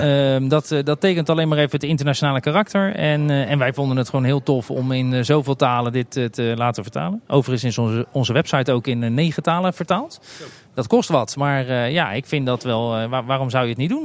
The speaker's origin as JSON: {"language": "Dutch", "town": "The Hague", "region": "South Holland", "country": "Netherlands", "moved": "as an adult", "lives_now": "Kaatsheuvel, Netherlands", "said": "Ik kom origineel uit Den Haag en mijn eerste baantjes waren op ze strandtenten in Scheveningen"}